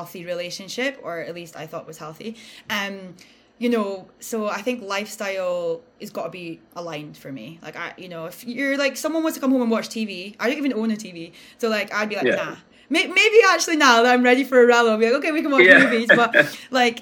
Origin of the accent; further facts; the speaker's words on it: Aberdeen, Scotland, United Kingdom; where we're from, like we're British and Aberdeen